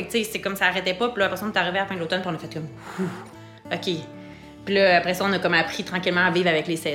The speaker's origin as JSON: {"language": "French", "region": "Quebec", "country": "Canada", "tie": "born or raised there", "said": "Moi, à la base, je viens pas de Québec. Je viens de la rive sud de Québec dans un petit village."}